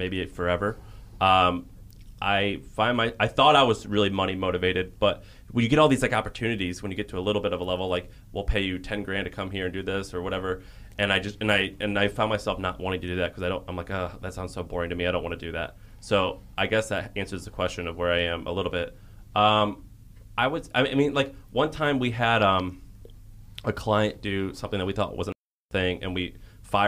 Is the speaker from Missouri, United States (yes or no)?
yes; St. Louis, Missouri, United States; moved away as an adult; also born or lived in Nashville, Tennessee; now in San Francisco, United States; In St. Louis, Missouri. But then I lived in Nashville, Tennessee